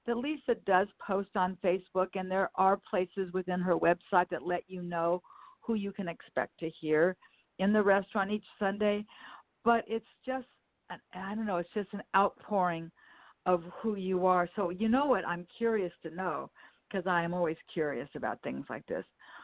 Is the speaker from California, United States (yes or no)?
yes; Los Angeles, California, United States; also born or lived in Westchester, Los Angeles; When I was a child and I grew up in the Manchester Square area